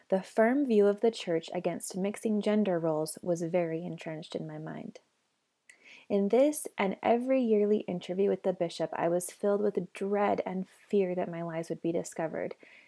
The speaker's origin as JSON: {"language": "English", "town": "Spanish Fork", "region": "Utah", "country": "United States", "tie": "born or raised there", "said": "I was born and raised in the Mormon Church in Spanish Fork, Utah, and was a devout member until I was 29."}